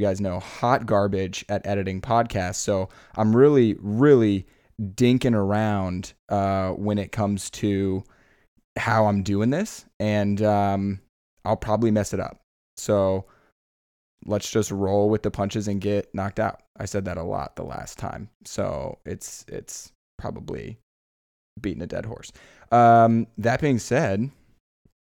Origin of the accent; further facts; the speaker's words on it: Iowa, United States; I'm from Iowa